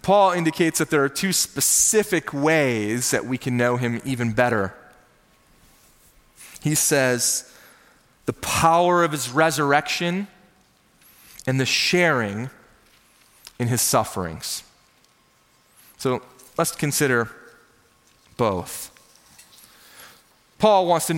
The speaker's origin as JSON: {"language": "English", "region": "Minnesota", "country": "United States", "tie": "born or raised there", "said": "I grew up in Minnesota, the land of 10,000 lakes, which means I grew up with a fishing pole in my hand"}